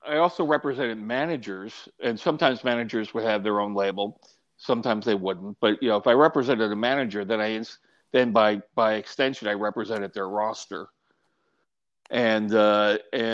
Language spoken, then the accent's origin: English; New York, United States; moved away; also born or lived in Austin, Texas; I'm a New Yorker, so I use hand language too